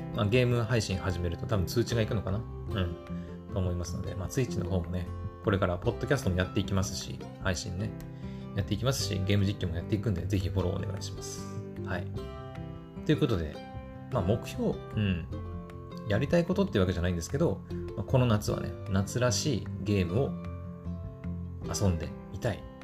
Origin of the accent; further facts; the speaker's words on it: Japan; 私日本人だから日本語で喋って伝えてるんだけど